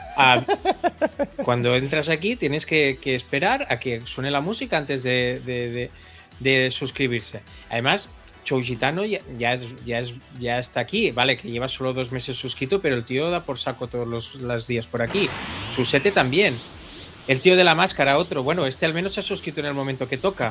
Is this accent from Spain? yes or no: yes; Catalonia, Spain; los catalanes